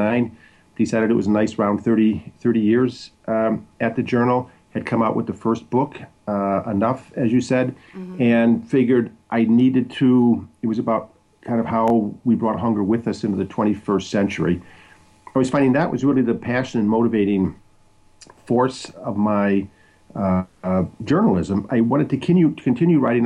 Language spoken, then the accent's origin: English; Crystal Lake, Illinois, United States; now in Washington, D.C., United States; I'm originally from Crystal Lake, Illinois, in northwest Illinois, northwest of Chicago, northern Illinois